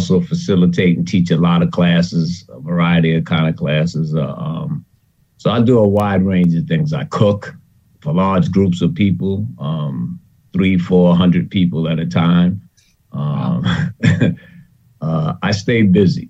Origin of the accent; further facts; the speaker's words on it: New York City, New York, United States; I grew up in New York City in Harlem